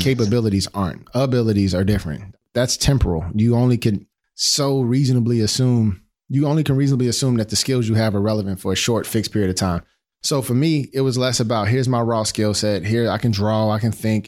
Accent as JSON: {"language": "English", "town": "Chicago", "region": "Illinois", "country": "United States", "tie": "born or raised there", "said": "growing up in the Wild Wild Hundreds in Roseland in Chicago"}